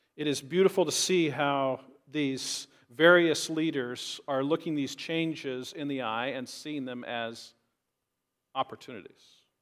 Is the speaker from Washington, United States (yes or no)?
yes; Richland, Washington, United States; a regular Baptist church that I grew up in in Richland